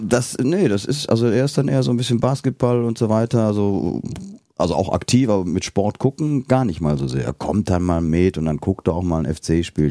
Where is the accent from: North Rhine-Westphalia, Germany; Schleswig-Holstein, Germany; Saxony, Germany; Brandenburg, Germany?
North Rhine-Westphalia, Germany; Bergisches Land; now in Cologne, Germany; ich komme ja aus dem Bergischen